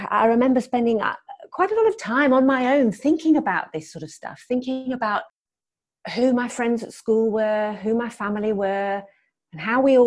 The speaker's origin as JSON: {"language": "English", "region": "London", "country": "United Kingdom", "tie": "born or raised there", "also_born_or_lived": "Newcastle", "moved": "yes", "lives_now": "Durham, United Kingdom", "said": "I grew up in London, so I've lived in several different cities in the UK."}